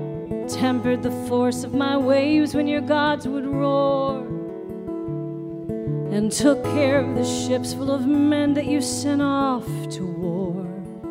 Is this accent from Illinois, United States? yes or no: no; Baltimore, Maryland, United States; now in Nashville, United States; I was born in Baltimore, Maryland